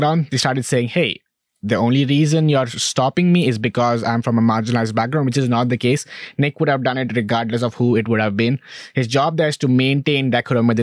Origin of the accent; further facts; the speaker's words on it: India; moved away as an adult; now in United States; I'm from India. I am a brown person.